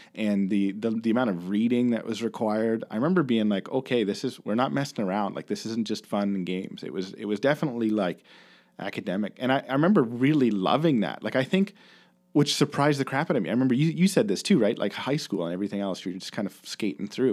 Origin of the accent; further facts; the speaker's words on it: Kincardine, Ontario, Canada; also born or lived in Bruce County; I grew up in Kincardine, right, which is about almost two hours from, from Kitchener.